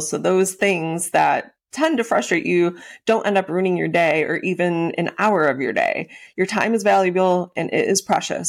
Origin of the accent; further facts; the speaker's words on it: Western New York, United States; moved away as an adult; also born or lived in Florida; I grew up out in Western New York